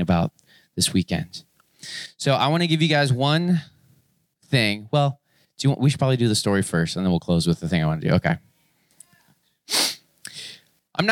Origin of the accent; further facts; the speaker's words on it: Florida, United States; moved away; I grew up in Florida